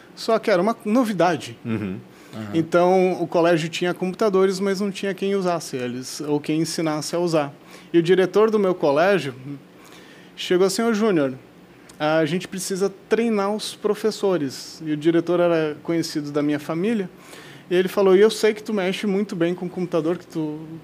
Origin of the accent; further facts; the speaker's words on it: South Region, Brazil; nós que somos aqui do Sul